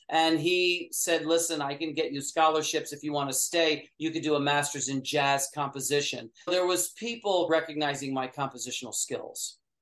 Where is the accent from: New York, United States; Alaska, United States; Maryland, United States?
New York, United States; upstate; I grew up in upstate New York